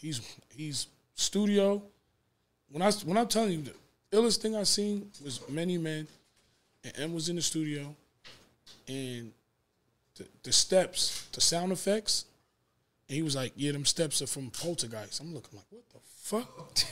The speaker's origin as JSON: {"language": "English", "town": "New York City", "region": "New York", "country": "United States", "said": "I'm from Queens"}